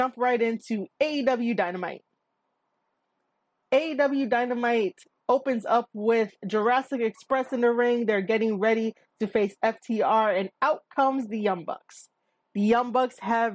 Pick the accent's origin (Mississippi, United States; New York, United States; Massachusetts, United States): New York, United States; New York City; I am a New Yorker. I am based out of NYC. This is my home